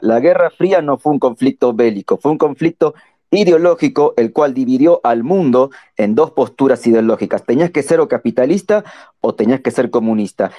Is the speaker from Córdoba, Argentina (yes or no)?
no; Buenos Aires Province, Argentina; yo soy de Buenos Aires.